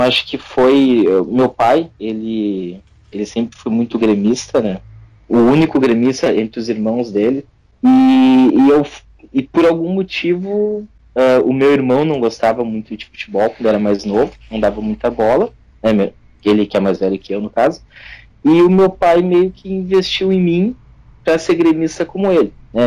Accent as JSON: {"language": "Portuguese", "town": "São Leopoldo", "region": "Rio Grande do Sul", "country": "Brazil", "said": "sou de São Leopoldo, aqui no Rio Grande do Sul"}